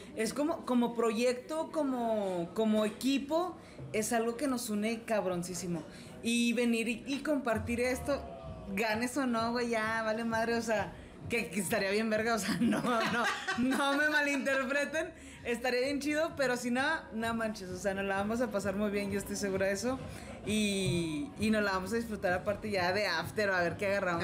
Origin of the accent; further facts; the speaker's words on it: Saltillo, Coahuila, Mexico; yo soy la única de Saltillo ahí.